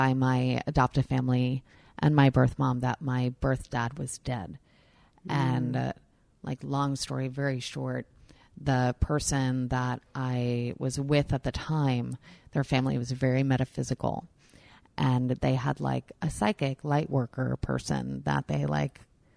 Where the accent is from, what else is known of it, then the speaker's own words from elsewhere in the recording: New York, United States; I'm a New Yorker